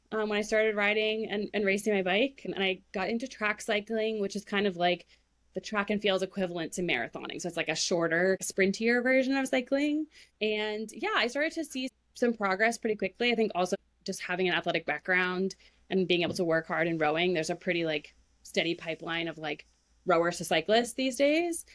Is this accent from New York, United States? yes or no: no; Maine, United States; I grew up in Maine